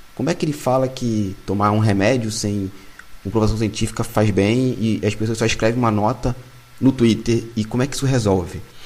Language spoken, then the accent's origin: Portuguese; Piabetá, Rio de Janeiro, Brazil; Eu sou da Baixada Fluminense, lá em Piabetá